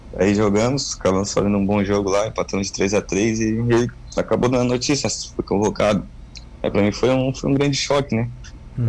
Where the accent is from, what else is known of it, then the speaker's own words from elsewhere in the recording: Lauro Müller, Santa Catarina, Brazil; also born or lived in Urussanga; now in Tubarão, Brazil; Mas, eu sou natural de, de Lauro Miller, mas cresci ali, vivi em Lauro Miller